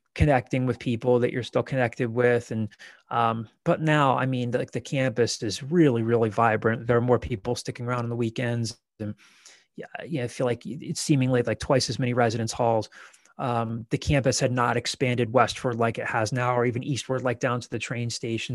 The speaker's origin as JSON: {"language": "English", "town": "Downingtown", "region": "Pennsylvania", "country": "United States", "said": "I'm from, I'm from Downing Town and went to a, a big hi, Downing Town is now split into two high schools and went to a large high school"}